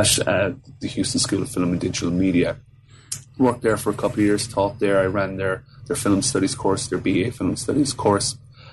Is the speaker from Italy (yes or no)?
no; Fermoy, Munster, Ireland; I'm from Cork in the south of Ireland, so a small town called Fermoy, which isn't really noted for much other than the fact that Michael Flatley, the famous Irish dancer, lives there.